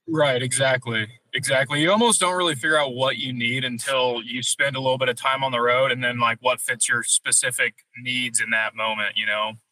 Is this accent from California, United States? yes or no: no; Missouri, United States; moved away as an adult; being from Missouri